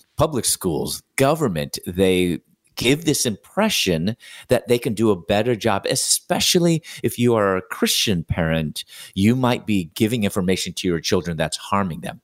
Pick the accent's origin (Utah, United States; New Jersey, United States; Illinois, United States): Illinois, United States; Chicago; moved away as an adult; also born or lived in Louisville, Kentucky; I'm originally from Chicago